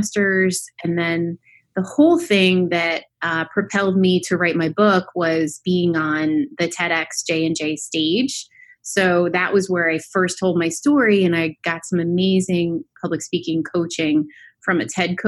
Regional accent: Westfield, New Jersey, United States; I grew up in Westfield, New Jersey.

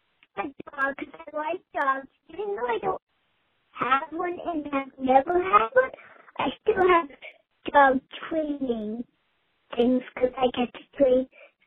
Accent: Rhode Island, United States; I'm from Rhode Island.

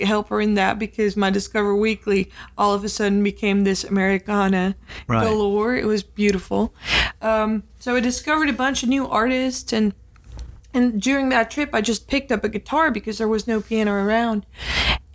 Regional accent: Utrecht, Netherlands; born or raised there

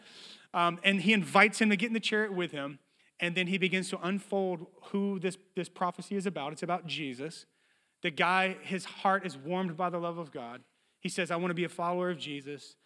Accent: Bogalusa, Louisiana, United States; I was born in Bogalusa, Louisiana.

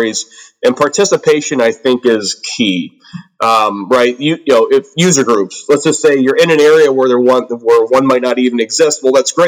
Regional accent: Aurora, Illinois, United States; I'm from the Chicago suburbs here in the United States. The city I'm from is actually called Aurora.

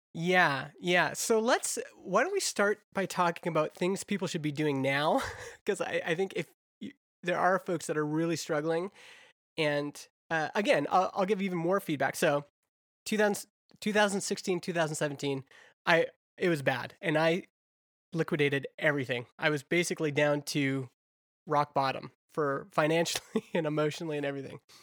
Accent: Alberta, Canada; I grew up in Alberta

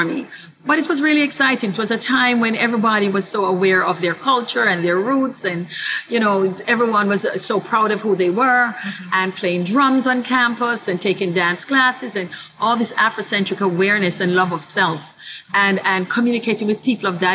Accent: Kingston, Jamaica; now in Brooklyn, United States; I was born in the island of Jamaica.

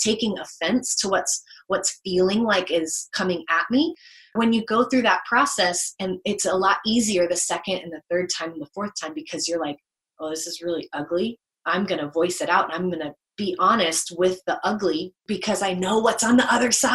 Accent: the South, United States; I grew up in the South

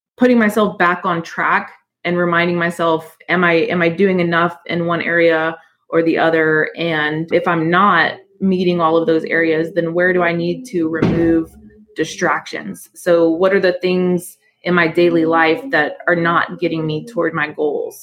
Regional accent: Houston, Texas, United States; also born or lived in New Orleans, Louisiana; I I grew up in in New Orleans, but I moved to Houston when I was pretty young, like 4 years old, and and I was always proud to become a Texan

